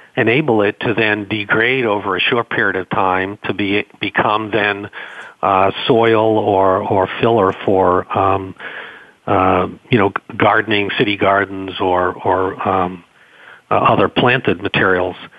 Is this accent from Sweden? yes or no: no; Boston, Massachusetts, United States; accent: Boston; my Boston accent